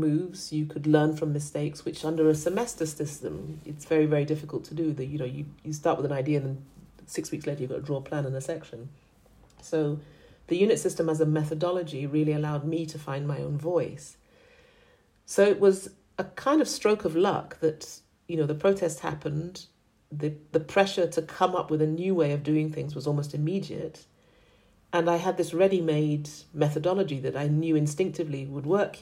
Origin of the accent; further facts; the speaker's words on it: Accra, Greater Accra, Ghana; moved away; also born or lived in United Kingdom / New York, United States; I'm from Accra. That's where I grew up.